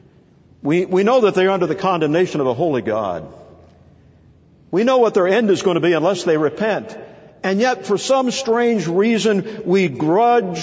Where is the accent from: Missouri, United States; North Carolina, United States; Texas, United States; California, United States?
North Carolina, United States; I'm from North Carolina, and have been for a good while now